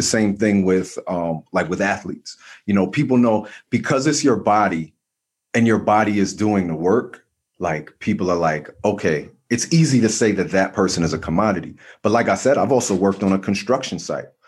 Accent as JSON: {"language": "English", "region": "New Jersey", "country": "United States", "said": "I'm from Jersey"}